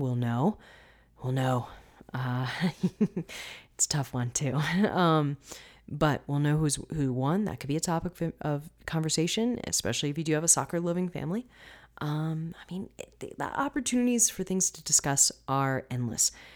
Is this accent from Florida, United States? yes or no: yes; Florida, United States; I'm from Florida